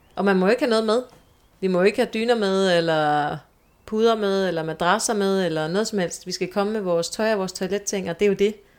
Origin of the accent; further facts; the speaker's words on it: Skørping, North Denmark Region, Denmark; moved away as an adult; also born or lived in Aalborg; now in Copenhagen, Denmark; jeg er født i Nordjylland. Øhm, lige uden for Aalborg og har boet i det meste af, af, af min barndom og ungdomsliv i en lille by, der hedder Skørping.